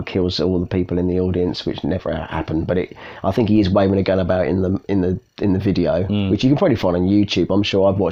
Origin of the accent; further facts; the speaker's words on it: United Kingdom; as a British person growing up, working class person